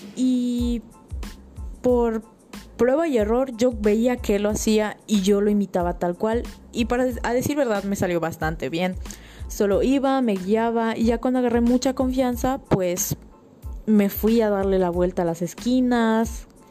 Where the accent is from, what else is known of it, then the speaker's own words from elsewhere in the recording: Tunkás, Yucatán, Mexico; en mi pueblo ahí en Tuncas